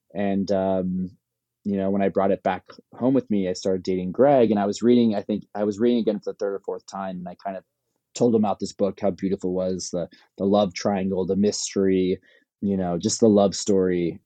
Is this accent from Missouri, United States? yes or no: no; Palos Verdes, California, United States; I'm from Palos Verdes